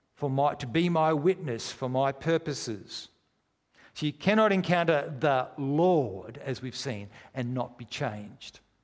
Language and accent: English; Australia; We're strangers from Australia